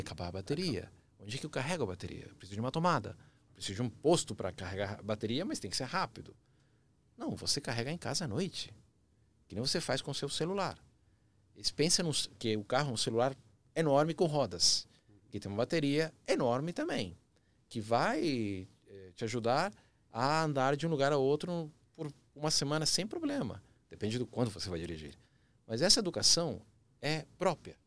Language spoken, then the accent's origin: Portuguese; Chile; Portuguese is a second language; now in Brazil; Eu sou chileno de nascimento, apaixonado pelo Brasil, vários anos aqui